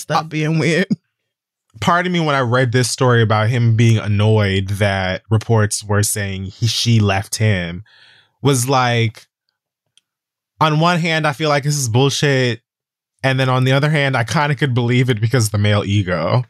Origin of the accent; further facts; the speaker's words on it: Miami, Florida, United States; I'm from Miami like she is